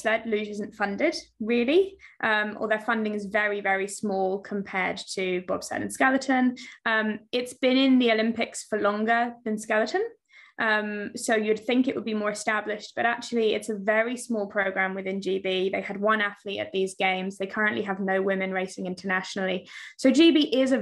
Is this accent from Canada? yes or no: no; United Kingdom; accent: British; I grew up in the UK